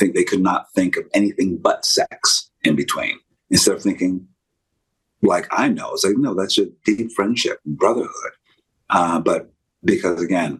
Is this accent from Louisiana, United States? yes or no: no; Pennsylvania, United States; I'm from Pennsylvania.